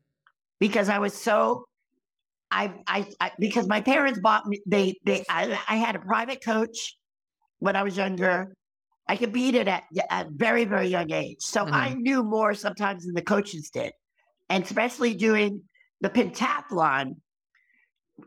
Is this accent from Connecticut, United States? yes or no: yes; Connecticut, United States; I'm from Connecticut